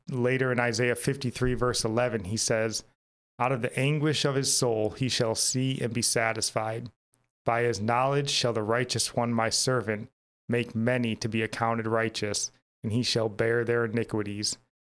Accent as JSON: {"language": "English", "country": "United States", "said": "as an American"}